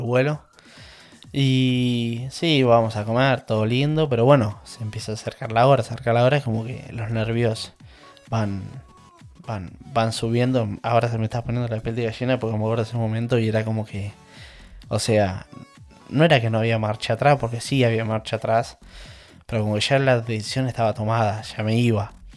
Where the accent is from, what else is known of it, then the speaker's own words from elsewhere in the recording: La Plata, Buenos Aires Province, Argentina; moved away as an adult; now in England, United Kingdom; Yo soy oriundo de La Plata, más precisamente de Manuel Gonet. A ver, mm, mis últimos 20 años me, crié en Gonet, entonces por eso para mí yo soy Gonet.